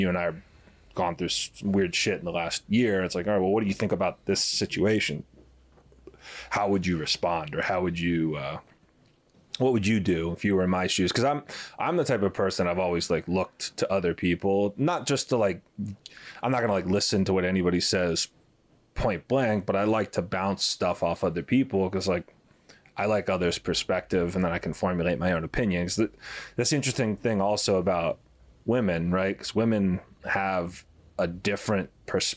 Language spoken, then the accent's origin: English; Miami, Florida, United States; I grew up here, I grew up in the South for a lot of my childhood, like North Florida, and, you know, but I was really like, my roots are here in Miami